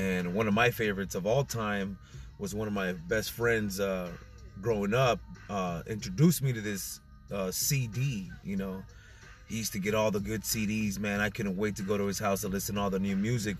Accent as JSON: {"language": "English", "town": "Orange", "region": "California", "country": "United States", "said": "we're from the West Coast, you know, Orange, California."}